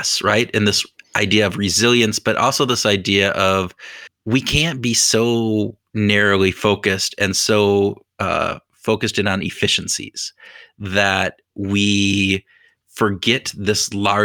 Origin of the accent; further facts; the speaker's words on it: United States; Being an American